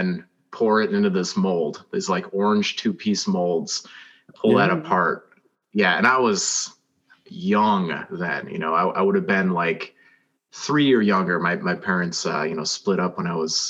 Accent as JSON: {"language": "English", "country": "United States", "said": "I'm American, but you know, some of my ancestors are from Scotland"}